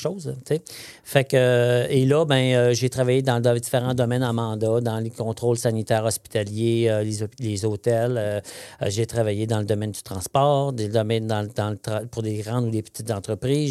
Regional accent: Saint-Bernard, Quebec, Canada; moved away; je suis né à Saint-Bernard-de-Beauce, hein, à 48 km des ponts au sud de Québec. Je suis un ah beau son. donc, on, sort le gars de la Beauce, mais pas la Beauce du gars

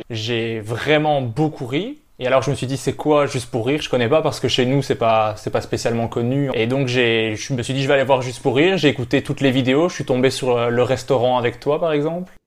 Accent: Belgium

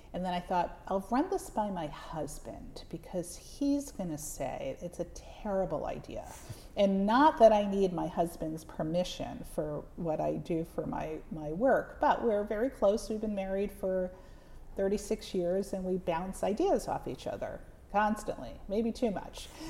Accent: the Catskills, New York, United States; I grew up in the Catskills

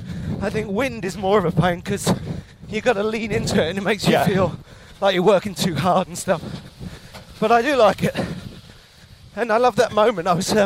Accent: United Kingdom; Yeah, so I was saying to the audience, as British people, I think the only more irritating thing than bad weather is the fact that it's now always got a name.

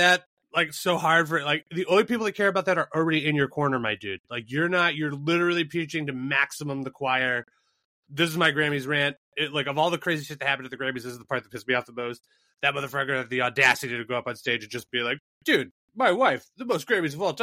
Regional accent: United States; We're American snobs

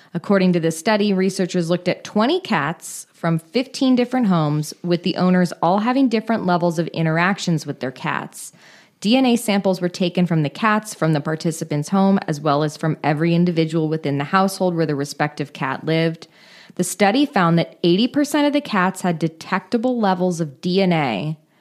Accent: Marin County, California, United States; born or raised there

